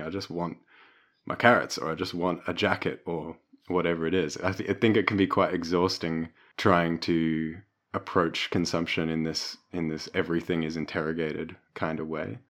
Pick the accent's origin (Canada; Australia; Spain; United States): Australia; Melbourne, Victoria; growing up in Brunswick and Melbourne